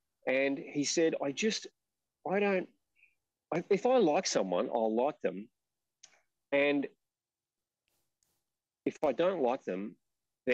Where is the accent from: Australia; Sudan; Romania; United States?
Australia; we're Australian